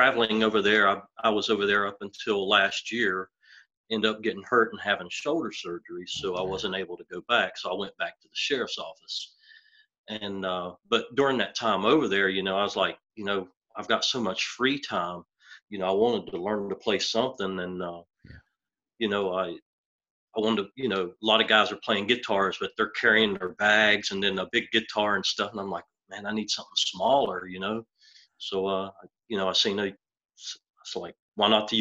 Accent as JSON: {"language": "English", "town": "Winston-Salem", "region": "North Carolina", "country": "United States", "said": "I'm from Winston-Salem, North Carolina"}